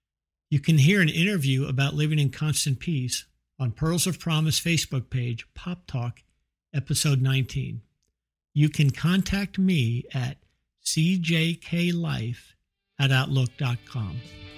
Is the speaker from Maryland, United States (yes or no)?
yes; Bethesda, Maryland, United States; now in Fort Worth, United States; I'm 58 years old. I was born and raised in Bethesda, Maryland, and I live in Fort Worth, Texas.